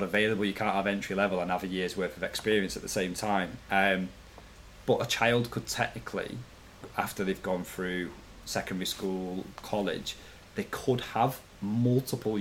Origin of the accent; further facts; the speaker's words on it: Manchester, North West England, United Kingdom; also born or lived in Wilmslow; I came from quite a rough area of Manchester.